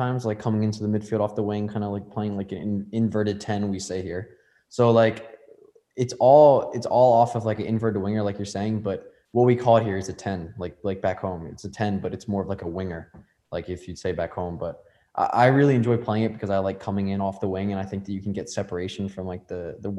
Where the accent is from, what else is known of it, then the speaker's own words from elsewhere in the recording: United States; we're both American